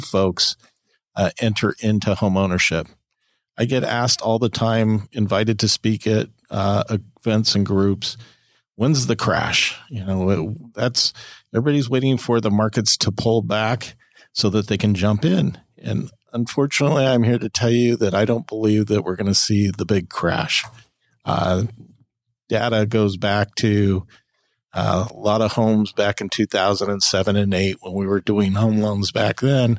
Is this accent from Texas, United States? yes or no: no; California, United States; I'm a Californian, so it's very hard for me. I'm biased. I love my state. I love where we come from. I've not lived in other states